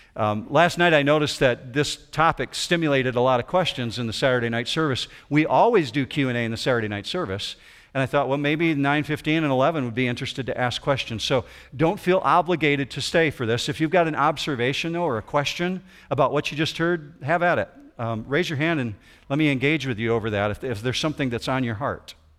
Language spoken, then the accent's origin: English; west side of Michigan, United States; I grew up in the Christian Reformed community over on the west side of Michigan